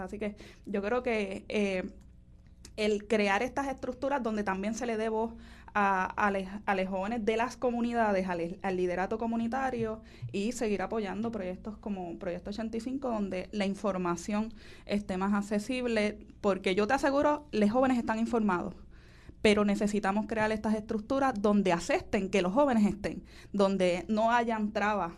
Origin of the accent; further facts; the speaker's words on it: Vega Baja, Puerto Rico; mi pueblo, en Vega Baja